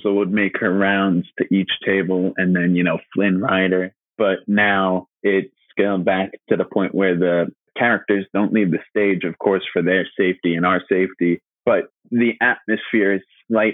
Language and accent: English; New York, United States; my hometown in New York